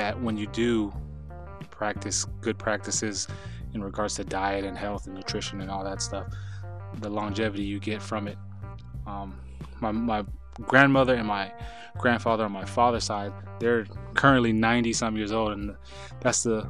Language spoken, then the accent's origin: English; Southern California, United States; I am born and raised in Southern California